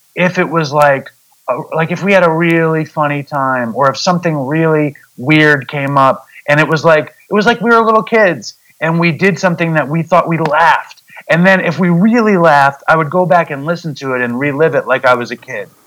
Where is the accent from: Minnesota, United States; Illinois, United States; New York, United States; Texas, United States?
New York, United States; New York City; I'm from Manhattan. I live in the suburbs now